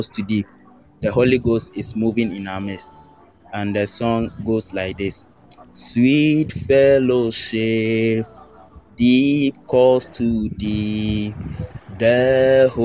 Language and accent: English; Ghana; from Ghana